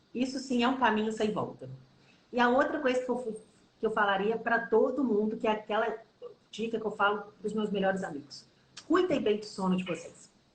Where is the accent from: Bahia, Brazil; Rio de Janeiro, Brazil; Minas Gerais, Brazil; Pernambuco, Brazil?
Minas Gerais, Brazil; Eu sou mineira